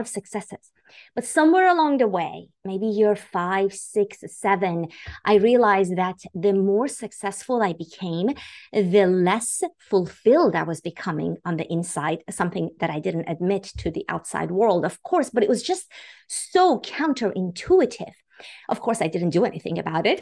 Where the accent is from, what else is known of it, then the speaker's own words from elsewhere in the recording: Iran; moved away; I was born and raised in Iran